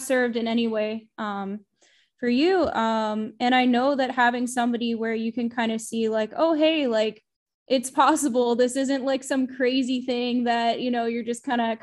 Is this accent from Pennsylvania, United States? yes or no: yes; near Hershey, central Pennsylvania, United States; also born or lived in Pittsburgh, Pennsylvania; I'm originally from central Pennsylvania. I grew up near Hershey, Pennsylvania specifically